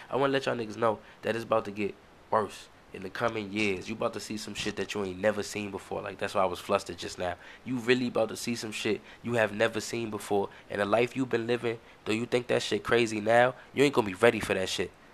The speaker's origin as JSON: {"language": "English", "country": "United States", "said": "we, as the American people"}